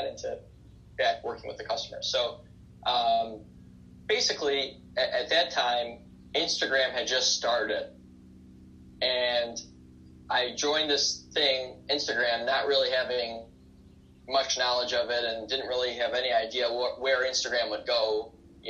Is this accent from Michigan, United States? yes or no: yes; Detroit, Michigan, United States; I was born in 1992 in Detroit, Michigan.